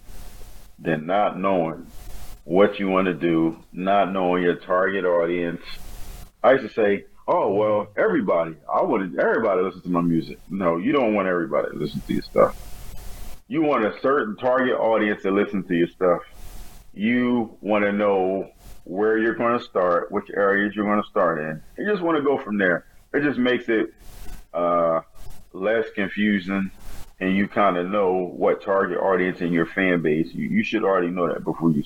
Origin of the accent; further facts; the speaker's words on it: Wilmington, Delaware, United States; I'm from Wilmington, Delaware